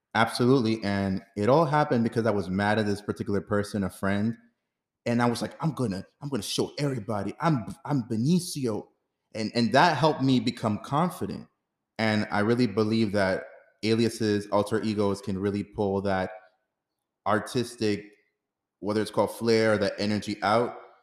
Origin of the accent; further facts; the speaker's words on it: New York City, New York, United States; also born or lived in Dominican Republic / Harlem; I was born in Dominican Republic, raised here in New York City